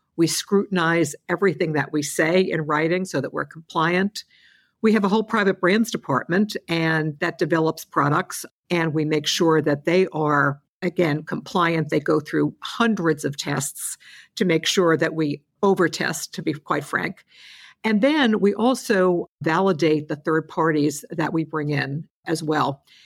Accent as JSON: {"language": "English", "region": "New York", "country": "United States", "said": "As a New Yorker"}